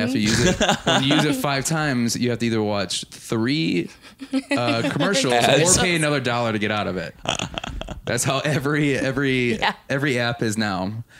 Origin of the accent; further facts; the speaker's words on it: Milwaukee, Wisconsin, United States; I'm from Milwaukee as well.